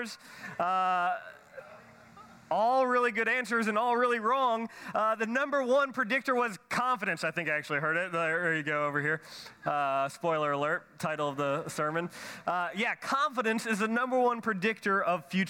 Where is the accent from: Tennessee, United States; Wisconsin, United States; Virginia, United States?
Tennessee, United States; Nashville; I'm from Nashville, Tennessee.